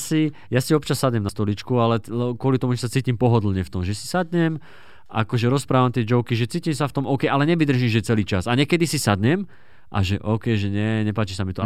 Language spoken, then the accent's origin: Slovak; Dubnica nad Váhom, Trenčín Region, Slovakia; u nás v Dubnici nad Váhom